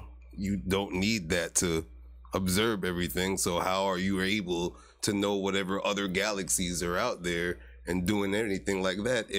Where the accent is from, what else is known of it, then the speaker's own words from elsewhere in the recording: Jamaica; I'm Jamaican, you know.